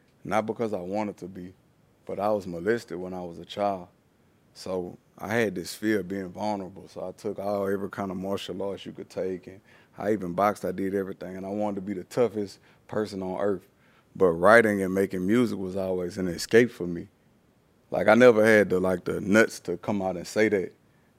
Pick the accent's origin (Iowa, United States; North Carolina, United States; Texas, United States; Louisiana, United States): Louisiana, United States; It's a real racist place, like being in Louisiana, just being down South, period.